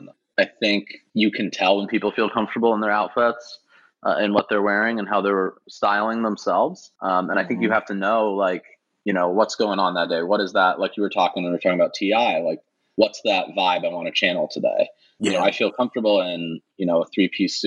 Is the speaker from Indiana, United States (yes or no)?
yes; Indiana, United States; moved away as an adult; now in Los Angeles, United States; I'm from Indiana originally